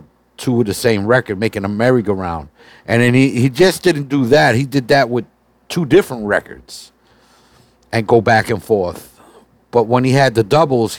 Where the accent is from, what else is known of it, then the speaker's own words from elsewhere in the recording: New York City, New York, United States; I'm from the South Bronx originally. So I grew up in 149th Street in Southern Boulevard